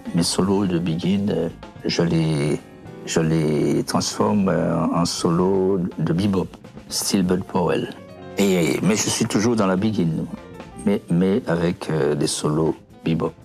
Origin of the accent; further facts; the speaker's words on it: Pointe-à-Pitre, Guadeloupe; moved away as an adult; also born or lived in Montreal, Canada; now in Val-de-Marne, France; je suis venu de Guadeloupe